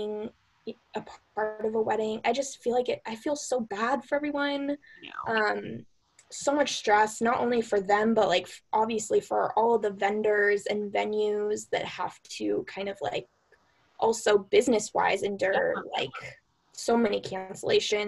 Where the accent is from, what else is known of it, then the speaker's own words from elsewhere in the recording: Pasadena, California, United States; the Rose Bowl Stadium, which is right near my house, my hometown